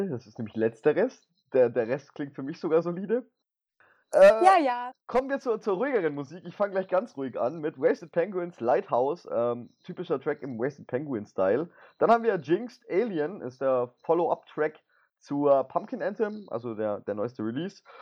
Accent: Baden-Württemberg, Germany; Ich bin Schwabe.

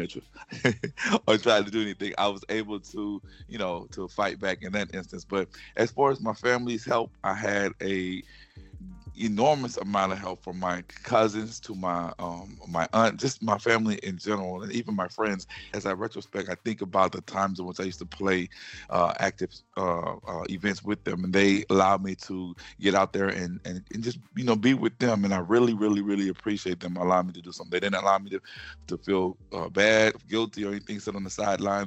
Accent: Baton Rouge, Louisiana, United States; accent: Southern; I'm from Louisiana. Um, I'm also mm-hmm. a graduate of Louisiana State University

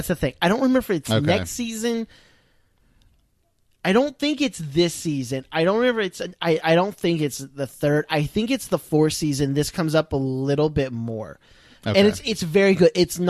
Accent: Ireland; this is kind of a fun one for me being Irish, right?

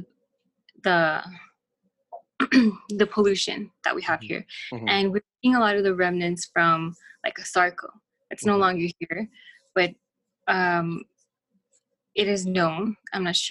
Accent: El Paso, Texas, United States; I'm from El Paso

